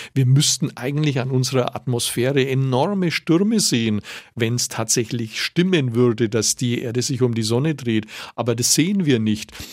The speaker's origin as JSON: {"language": "German", "town": "Nuremberg", "region": "Bavaria", "country": "Germany", "said": "als Nürnberger"}